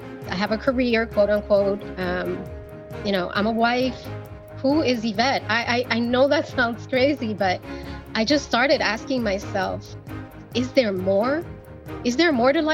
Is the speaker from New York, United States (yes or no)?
yes; New York, United States; I was born and raised in New York by Dominican parents